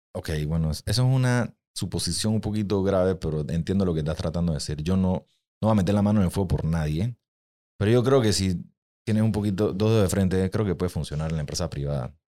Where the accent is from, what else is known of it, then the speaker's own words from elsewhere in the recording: Panama; los panameños somos el ser más egoísta que existe